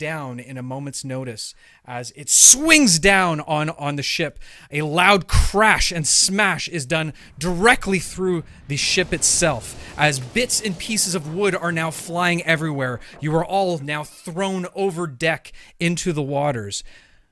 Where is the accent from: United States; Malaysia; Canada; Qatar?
Canada; I'm Canadian